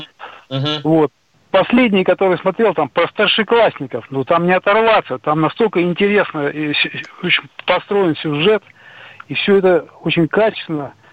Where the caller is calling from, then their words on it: Khabarovsk Krai, Russia; Да, это город на Дальнем Востоке, в Хабаровском крае.